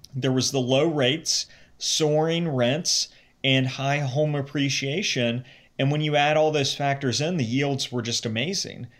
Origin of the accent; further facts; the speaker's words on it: Cincinnati, Ohio, United States; moved away as an adult; also born or lived in New York; I grew up in the Cincinnati area